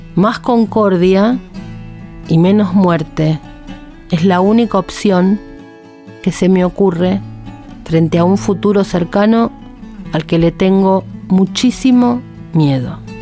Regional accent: Ciudad Evita, Buenos Aires Province, Argentina; me crié en Ciudad Evita

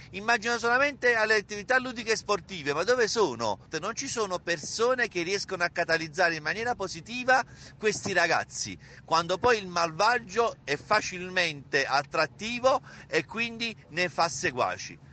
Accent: Campania, Italy; also born or lived in Naples; now in Avellino, Italy; sono un campano

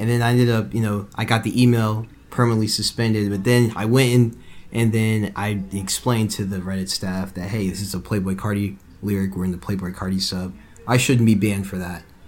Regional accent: Atlanta, Georgia, United States; I'm from Atlanta. I grew up in Atlanta. I'm born in Atlanta

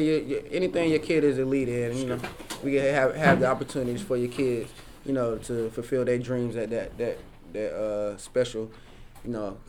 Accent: Raleigh, North Carolina, United States; born or raised there

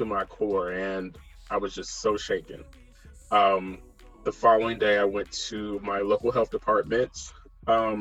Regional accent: Ohio, United States; living with my parents in my little hometown in Ohio

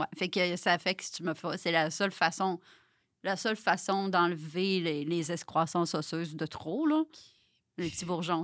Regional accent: Saguenay, Quebec, Canada; je viens du Saguenay

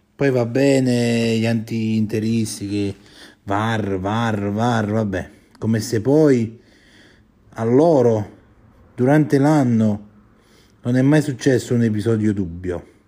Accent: Campania, Italy; io sono, sono campano

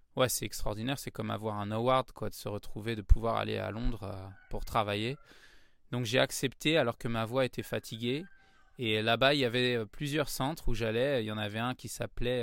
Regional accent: Paris, Île-de-France, France; Ah ouais, je suis né à Paris. je suis un vrai titi parisien. j'ai grandi dans le 9e arrondissement de Paris.

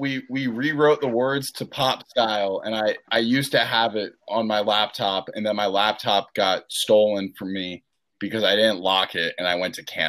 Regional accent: Scotland, United Kingdom; I love living in Scotland, and I am Scottish.

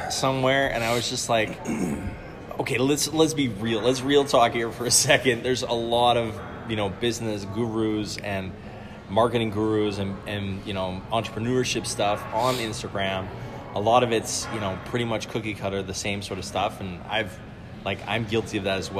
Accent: Canada; moved away as an adult; also born or lived in Denmark; now in Copenhagen, Denmark; I'm originally Canadian, but I immigrated to Denmark about 10 years ago-ish

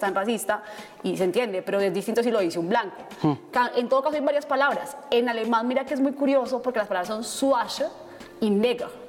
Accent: Bogotá, Colombia; Nací y crecí en Bogotá

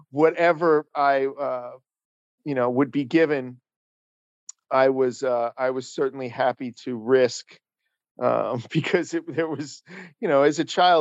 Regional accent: Paramus, New Jersey, United States; born or raised there; also born or lived in Manhattan, New York

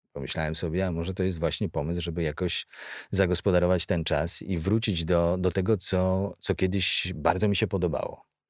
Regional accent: Kalisz, Greater Poland, Poland; pochodzę z Kalisza, z najstarszego miasta w Polsce

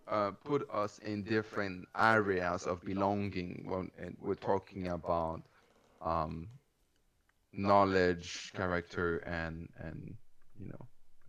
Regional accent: Canada; Okay, so I am a chick. I am Canadian.

